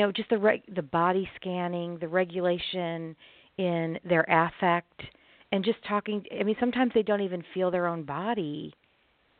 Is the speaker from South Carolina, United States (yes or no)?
no; Chicago, Illinois, United States; now in Arkansas, United States; I live in Arkansas. I'm originally from the Chicago area, but I live in Arkansas.